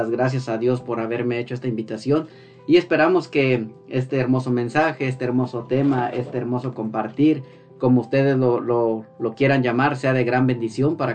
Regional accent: Aberdeen, Washington, United States; yo mm, soy de Aberdeen, Washington, me siento muy contento

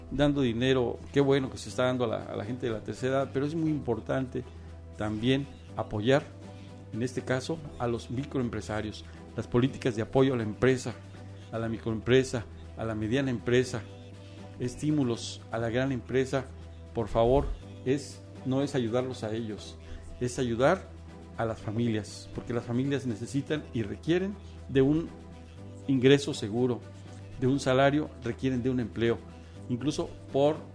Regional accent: Mexico; El, este escenario es para demostrar que somos muy inteligentes, que somos mexicanos y que efectivamente tenemos políticas de apoyo para transformar este país

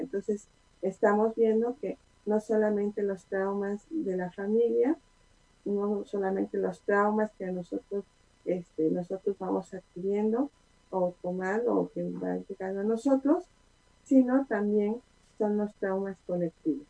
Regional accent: Puebla, Mexico; Como buena poblana

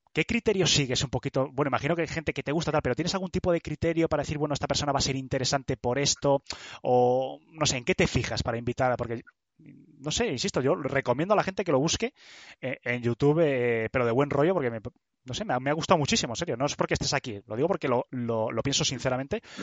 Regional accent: Burgos, Castile and León, Spain; en Burgos, que es de donde soy

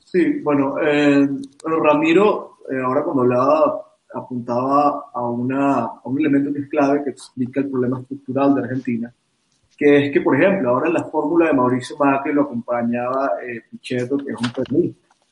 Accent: Venezuela; fuimos los venezolanos

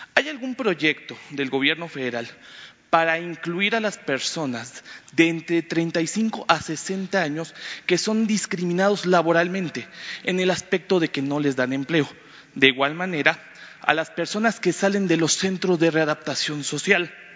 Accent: Campeche, Mexico; Yo vengo de Campeche

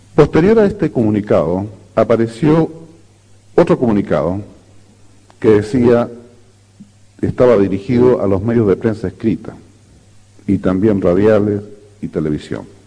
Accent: Chile

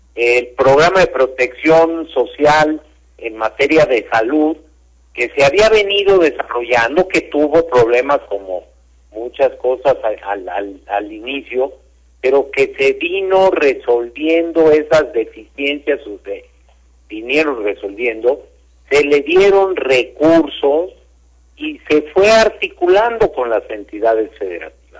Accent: Mexico; como mexicano

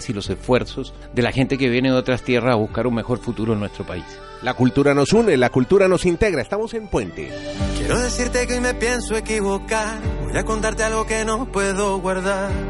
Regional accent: Chile; born there; also born or lived in Colombia / Australia; Bueno, yo viví en Colombia durante muchos años, nací en Chile, viví en Australia, conozco muy de cerca el tema migratorio

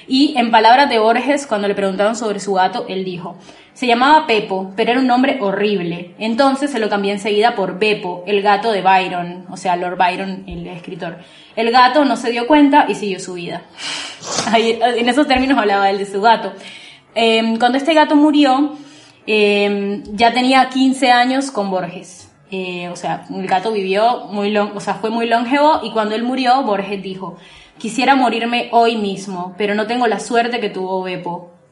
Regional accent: Colombia; accent: mixed; now in Buenos Aires, Argentina; soy colombiana, vivo en Buenos Aires hace como ocho años, tengo un acento bastante mezclado

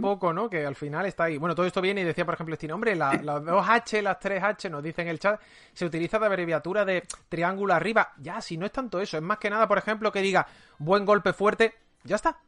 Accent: Seville, Andalusia, Spain; Yo, por ejemplo, soy de Sevilla

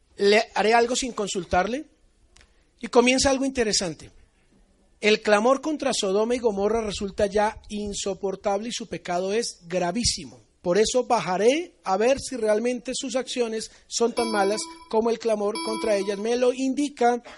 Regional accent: Colombia; yo soy colombiano.

